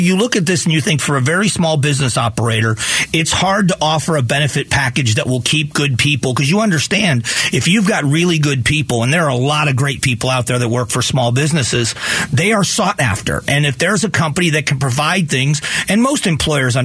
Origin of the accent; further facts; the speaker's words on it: Florida, United States; moved away as an adult; also born or lived in Ohio; now in Phoenix, United States; I was born in Ohio, but raised in Florida, and then been here.